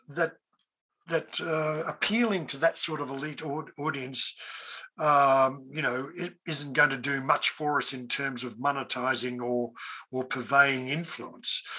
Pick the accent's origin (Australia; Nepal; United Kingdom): Australia; an Australian of European heritage